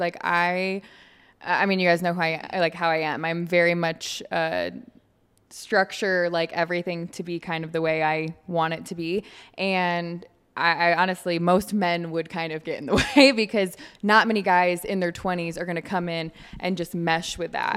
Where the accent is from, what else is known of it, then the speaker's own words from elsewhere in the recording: Michigan, United States; moved away as an adult; also born or lived in Alabama; now in Florida, United States; I'm from Michigan